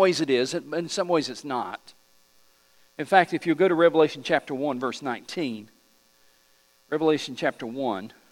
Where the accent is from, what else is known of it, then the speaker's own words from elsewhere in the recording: East Tennessee, United States; I'm just from East Tennessee